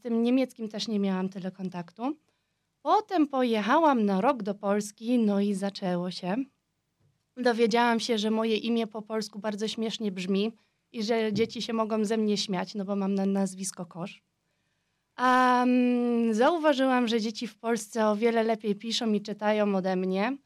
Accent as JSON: {"language": "Polish", "region": "Vienna", "country": "Austria", "tie": "born or raised there", "first_language": "Polish", "said": "urodziłam i wychowałam się w Wiedniu"}